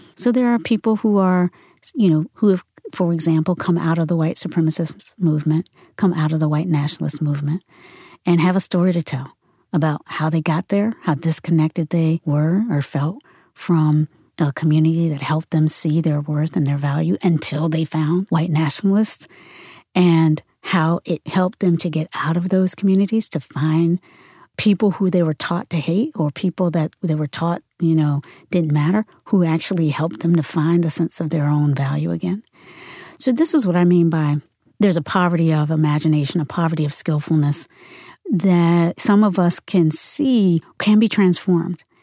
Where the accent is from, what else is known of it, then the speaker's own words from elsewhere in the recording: Virginia, United States; also born or lived in North Carolina; now in San Francisco, United States; I grew up in the South. I was born in North Carolina and raised mostly in Virginia